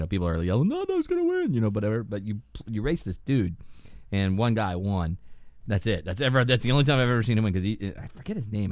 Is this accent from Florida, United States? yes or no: yes; Lakeland, Florida, United States; Florida, Lakeland